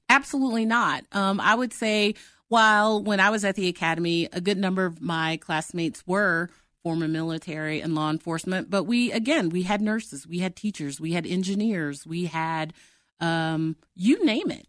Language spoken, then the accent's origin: English; Oklahoma, United States; moved away as an adult; now in Denver, United States; I'm from Oklahoma, but I live in, I live in Denver.